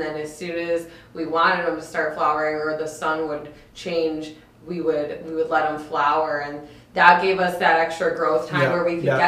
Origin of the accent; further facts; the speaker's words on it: Connecticut, United States; moved away as an adult; also born or lived in California / Oregon; I'm from Connecticut originally